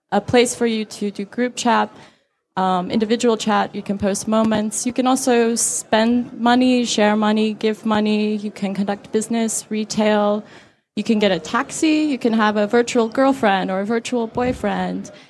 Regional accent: Saudi Arabia; now in Beijing, China; I live in Beijing, China, and um, I'm American, but I grew up in Saudi Arabia, so I grew up in a very censored culture at a young age

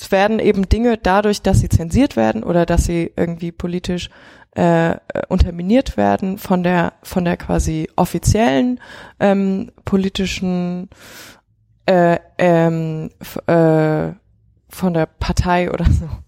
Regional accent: China; quasi auch diesen ganzen ähm, Schulrestriktionen, mit denen man aufgewachsen ist in China.

